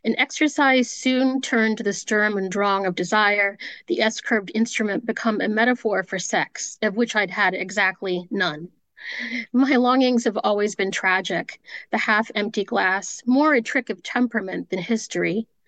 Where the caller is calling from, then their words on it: Maryland, United States; Yeah, I'm from Maryland.